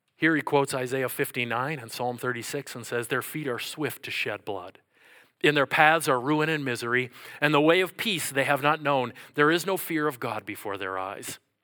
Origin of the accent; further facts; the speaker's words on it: Minnesota, United States; I'm from Minnesota